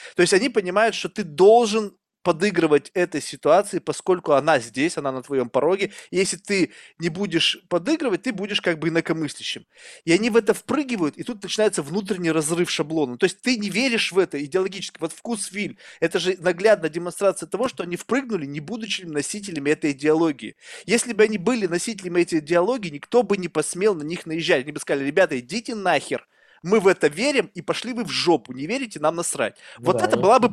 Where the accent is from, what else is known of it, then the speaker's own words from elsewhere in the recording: Russia; now in United States; Я вырос в России, многонациональная страна. Я вообще не знал, что такое расизм до того, пока я не переехал в Америку